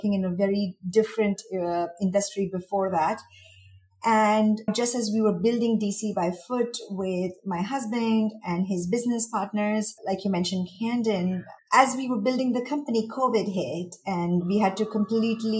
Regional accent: India; moved away as an adult; also born or lived in Mumbai / Washington, D.C. / United States; now in Dubai, United Arab Emirates; And I am from India. I was born and raised there, but I was educated in the US.

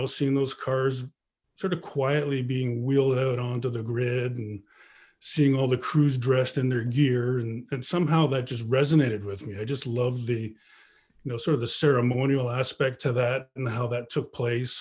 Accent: Canada; growing up in Canada, where we all played hockey and played baseball

